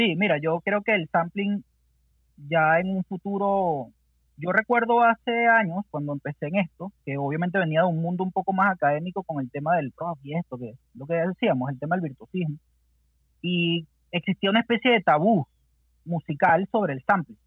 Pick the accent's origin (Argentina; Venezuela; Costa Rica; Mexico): Venezuela; moved away as an adult; now in Santiago, Chile; crecimos haciendo música allá en Venezuela